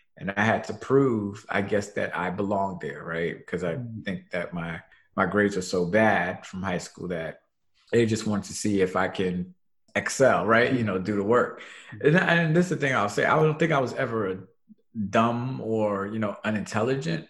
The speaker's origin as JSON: {"language": "English", "town": "New York City", "region": "New York", "country": "United States", "tie": "born or raised there", "said": "born and raised in Brooklyn, New York"}